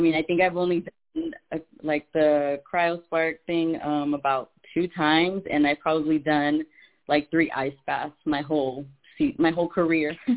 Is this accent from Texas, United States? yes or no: yes; Laredo, Texas, United States; I'm from Laredo